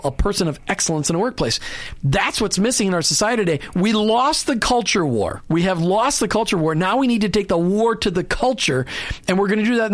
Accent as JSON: {"language": "English", "region": "Minnesota", "country": "United States", "tie": "born or raised there", "said": "I grew up in Minnesota"}